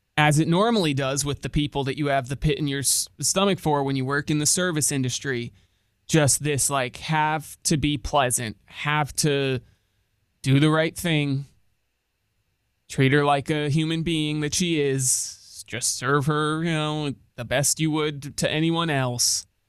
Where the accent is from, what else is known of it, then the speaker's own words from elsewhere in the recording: Connecticut, United States; moved away; my home state of Connecticut